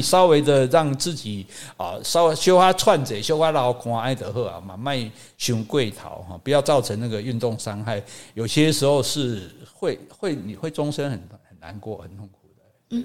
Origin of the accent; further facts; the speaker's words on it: Taiwan; 我们台湾人